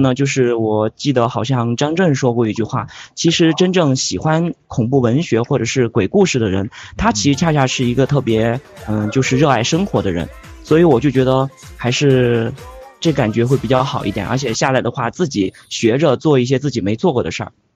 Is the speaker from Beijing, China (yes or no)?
no; Guizhou, China; 我家是贵州的